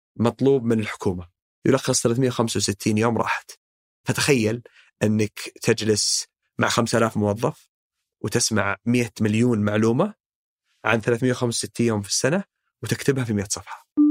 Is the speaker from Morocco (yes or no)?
no; Saudi Arabia; نحن شباب سعوديين